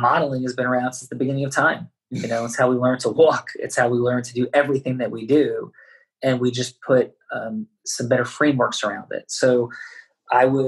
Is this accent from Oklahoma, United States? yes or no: no; Jersey City, New Jersey, United States; also born or lived in Bergen County, New Jersey; I was born in Jersey City, New Jersey, which is a northern New Jersey sort of not inner city, but city environment for sure